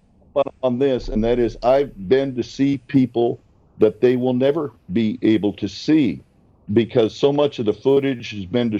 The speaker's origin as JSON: {"language": "English", "town": "Albuquerque", "region": "New Mexico", "country": "United States", "tie": "born or raised there", "also_born_or_lived": "Minneapolis", "said": "I grew up in Albuquerque"}